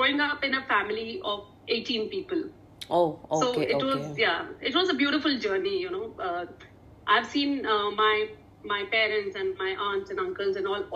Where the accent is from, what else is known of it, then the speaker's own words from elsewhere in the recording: Bangalore, Karnataka, India; I was born in Bangalore, which is, for me, now that I'm into nutrition, I call it city of carbs, you know, with idlis, dosas, and there's so much rice available. Uh-huh. So now I relate it to a city of carbs. That's my hometown